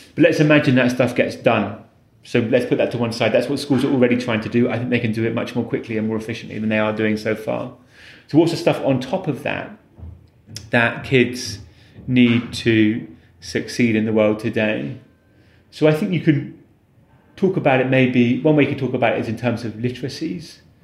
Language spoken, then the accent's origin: English; Warwickshire, West Midlands, United Kingdom; moved away; also born or lived in London; a lovely primary school in the countryside where I grew up in Warwickshire